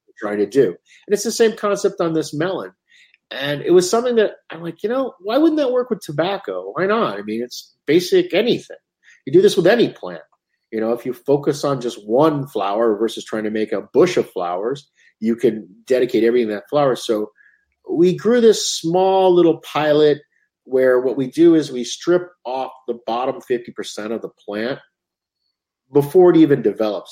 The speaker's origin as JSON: {"language": "English", "country": "United States", "said": "as an American"}